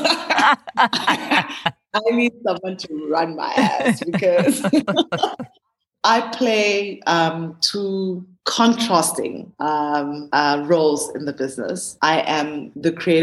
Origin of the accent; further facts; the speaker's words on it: Gqeberha, Eastern Cape, South Africa; moved away; also born or lived in Mthatha, Transkei / Johannesburg; I grew up in the Eastern Cape, Ebai, which is now known as Gqeberha.